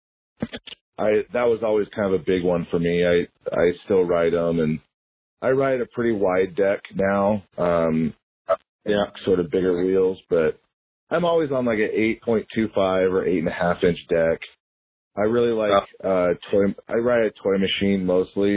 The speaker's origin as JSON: {"language": "English", "town": "San Diego", "region": "California", "country": "United States", "tie": "born or raised there", "moved": "as an adult", "lives_now": "Utah, United States", "said": "growing up in San Diego, you're kind of in the epicenter of skateboarding"}